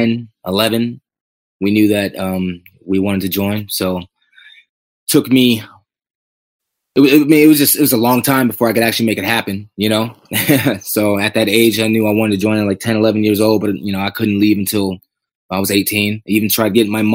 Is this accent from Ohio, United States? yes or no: yes; Akron, Ohio, United States; also born or lived in Cleveland, Ohio; It was Cleveland, Ohio is where I was born. And then, I was raised near Akron